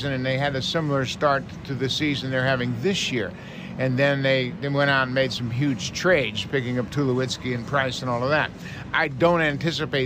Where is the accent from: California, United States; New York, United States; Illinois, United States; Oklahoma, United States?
California, United States; Northern; moved away; also born or lived in Redding, California / Sacramento, California / Toronto, Canada; my brothers and I were born in Redding, and then we moved to Sacramento when I was 10